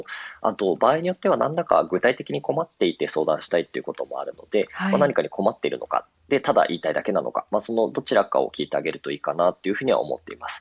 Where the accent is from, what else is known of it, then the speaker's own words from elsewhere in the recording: Nagoya, Aichi, Japan; moved away as an adult; now in Tokyo, Japan; 私あの、名古屋出身で東京に上京してるんですけれども